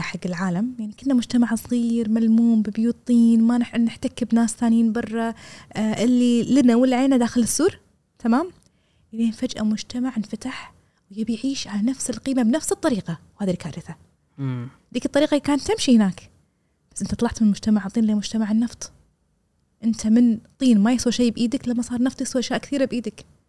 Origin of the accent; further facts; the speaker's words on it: Kuwait; انا كبنت كويتيه